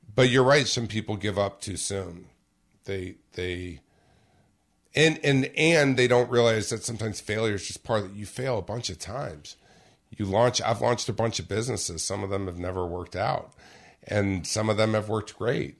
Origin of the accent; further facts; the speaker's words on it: Orange County, California, United States; I grew up in Orange County, California